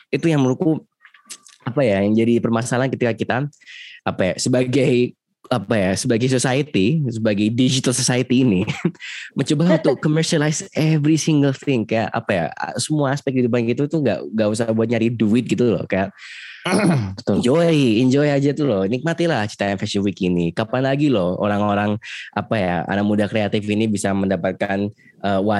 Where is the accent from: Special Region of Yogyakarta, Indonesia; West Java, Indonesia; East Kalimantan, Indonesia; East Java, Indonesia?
Special Region of Yogyakarta, Indonesia; aku bukan orang Jakarta aku tidak merasakannya